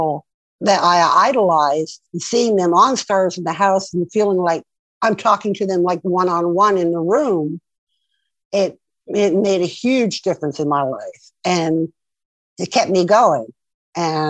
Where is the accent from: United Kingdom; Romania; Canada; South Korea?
Canada; Montreal, Quebec; I grew up in Montreal, Canada